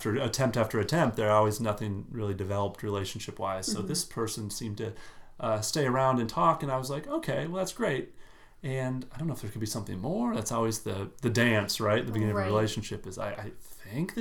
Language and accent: English; Minnesota, United States; I'm from Minnesota.